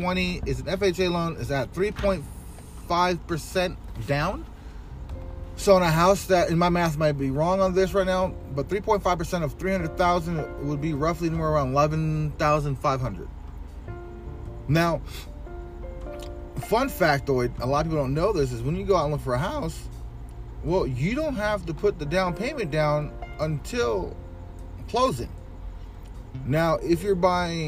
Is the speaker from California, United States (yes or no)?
yes; Riverside, California, United States; It's my hometown